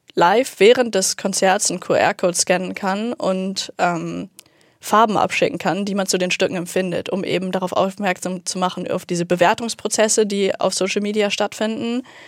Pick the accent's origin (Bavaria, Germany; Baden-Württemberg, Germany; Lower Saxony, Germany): Lower Saxony, Germany; Uelzen; moved away as an adult; now in Hamburg, Germany; bei uns in Uelzen, in der Kleinstadt